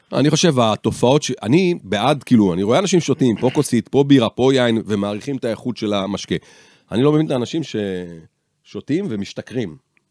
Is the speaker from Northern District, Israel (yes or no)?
no; Rishon LeZion, Central District, Israel; גדל, גדלתי בראשון